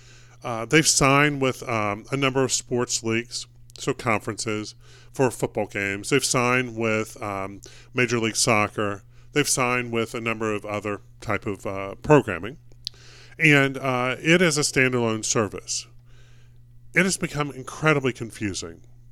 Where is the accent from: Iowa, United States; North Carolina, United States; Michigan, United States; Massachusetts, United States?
North Carolina, United States; now in Chicago, United States; Now, in another market, I grew up in North Carolina, Duke is playing Wake Forest.